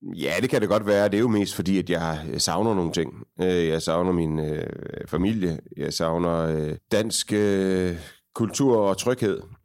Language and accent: Danish; Aarhus, Central Denmark Region, Denmark; Jeg voksede op på Frederiksbjerg, ikke så langt øh, fra, hvor vi sidder